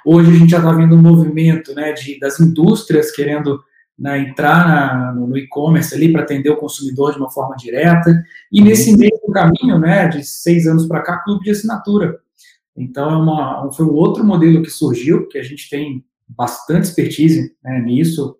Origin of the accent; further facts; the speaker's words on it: Juiz de Fora, Minas Gerais, Brazil; moved away as an adult; now in São Paulo, Brazil; Sou de Minas